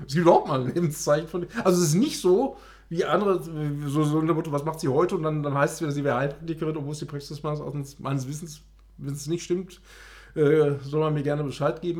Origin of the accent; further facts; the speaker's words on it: Ruhr area, North Rhine-Westphalia, Germany; bei uns im Ruhrgebiet. Nämlich in Oberhausen